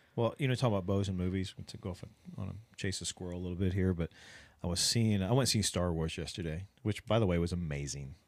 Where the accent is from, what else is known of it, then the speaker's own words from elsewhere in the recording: Ohio, United States; now in South Texas, United States; I'm from Ohio